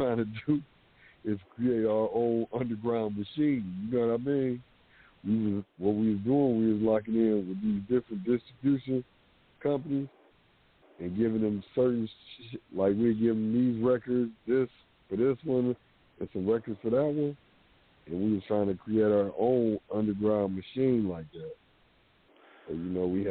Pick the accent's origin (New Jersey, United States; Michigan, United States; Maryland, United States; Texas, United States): Michigan, United States; Detroit; Coming up in Detroit, you know, I was born in Southwest Detroit